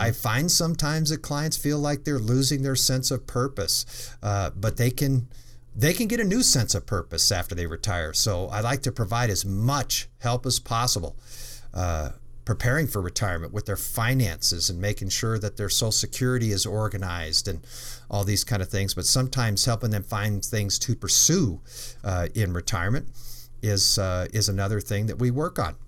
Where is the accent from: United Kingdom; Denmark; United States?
United States; Colorado; I grew up in Colorado